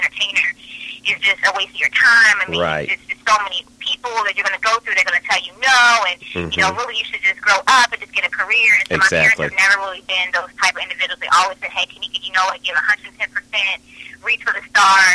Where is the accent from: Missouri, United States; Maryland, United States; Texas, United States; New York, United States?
Maryland, United States; Baltimore; moved away as an adult; I'm from the Maryland area. I was born in Baltimore, Maryland